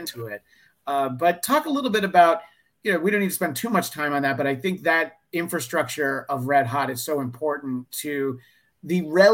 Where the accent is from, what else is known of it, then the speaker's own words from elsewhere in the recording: East Coast, United States; I grew up on the East Coast.